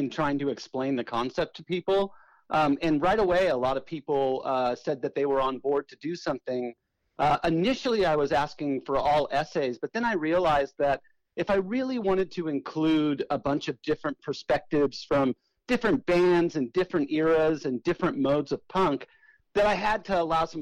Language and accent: English; South Bay, Southern California, United States; I grew up in Southern California in an area called the South Bay, which is, you know, Redondo Beach, Manhattan Beach, Hermosa Beach, in that area